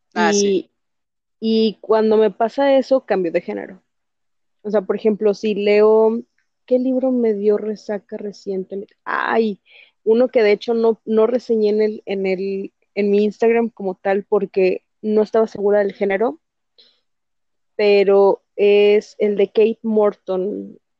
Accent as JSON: {"language": "Spanish", "country": "Mexico", "said": "Soy de México"}